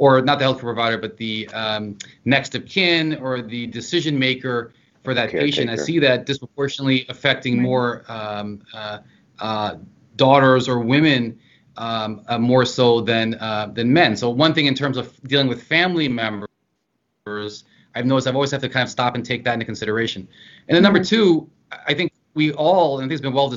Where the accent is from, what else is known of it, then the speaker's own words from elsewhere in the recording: the Eastern Shore, Southern Maryland, United States; moved away as an adult; also born or lived in Richmond, Virginia; now in New Jersey, United States; I'm from Southern Maryland, the Eastern Shore, and that very culturally is the South